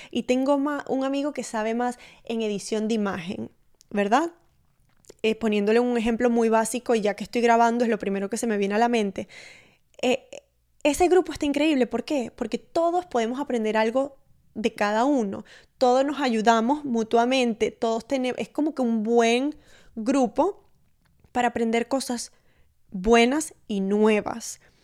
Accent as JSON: {"language": "Spanish", "town": "Maracaibo", "region": "Zulia", "country": "Venezuela", "said": "mi novio es uruguayo y yo soy maracucha"}